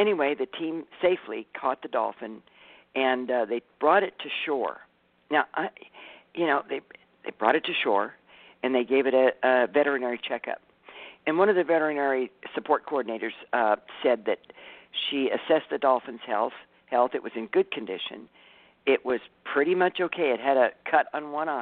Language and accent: English; California, United States; I'm from California